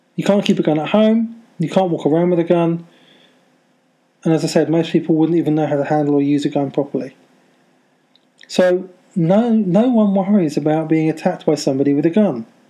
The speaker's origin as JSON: {"language": "English", "country": "United Kingdom", "tie": "born or raised there", "said": "I'm a Brit and I live in the UK and near London."}